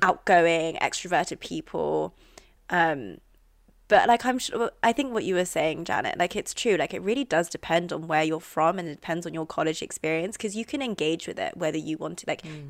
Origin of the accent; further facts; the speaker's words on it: London, United Kingdom; accent: RP; moved away as an adult; now in United States; we're from the same part of London. We're all from Northwest mm-hmm. London